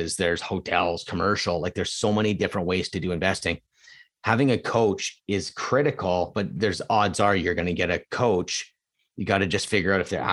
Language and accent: English; Edmonton, Alberta, Canada; now in Vancouver, Canada; I was born there